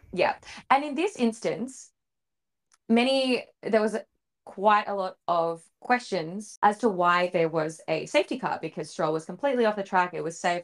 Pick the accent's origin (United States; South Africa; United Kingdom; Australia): Australia; we are an Aussie F one podcast